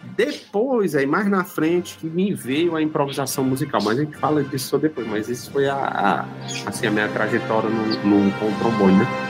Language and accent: Portuguese; Viçosa do Ceará, Ceará, Brazil; Eu sou de Viçosa, do Ceará, cidade também bastante conhecida